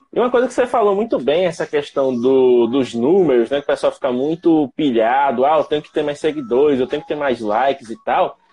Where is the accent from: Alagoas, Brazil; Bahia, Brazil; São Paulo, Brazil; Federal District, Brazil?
Alagoas, Brazil; Penedo; sou de Penedo, ao sul de Alagoas, fazendo aqui divisa com Sergipe